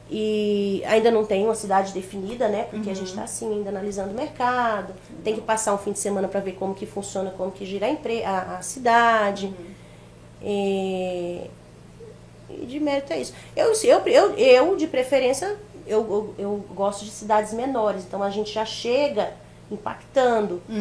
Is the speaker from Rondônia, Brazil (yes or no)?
yes; Jaru, Rondônia, Brazil; also born or lived in Pernambuco; eu não cresci só em Pimenta, eu não cresci em Jaru. Então, na minha infância foi Jaru. Sim. E, é, a, a, é, a, adolescência foi Pernambuco.